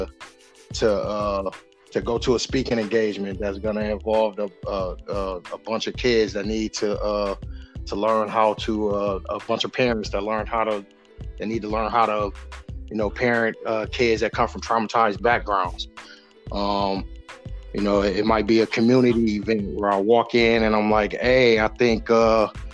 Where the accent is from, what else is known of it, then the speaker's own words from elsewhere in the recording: Grand Rapids, Michigan, United States; left me to fend for myself in the middle of Southeast Grand Rapids